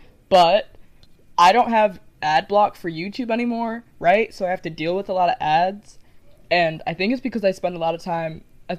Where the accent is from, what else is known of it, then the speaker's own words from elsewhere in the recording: London, United Kingdom; I said I'm a Londoner.